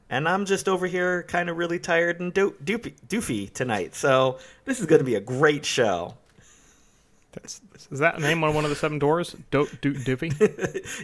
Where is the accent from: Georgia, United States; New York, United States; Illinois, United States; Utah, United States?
Utah, United States; I am from Utah